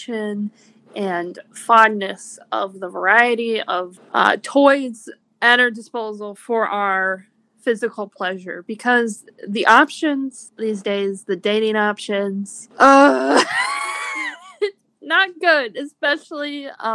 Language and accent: English; Northern Michigan, United States; I'm 23 years old and I'm from Northern Michigan